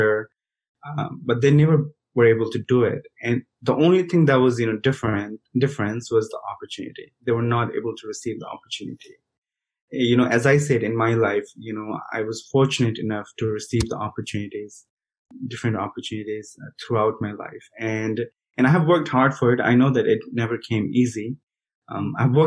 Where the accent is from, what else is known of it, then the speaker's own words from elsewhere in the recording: Bihar, India; moved away as an adult; now in United States; I grew up in India, in a rural part of India.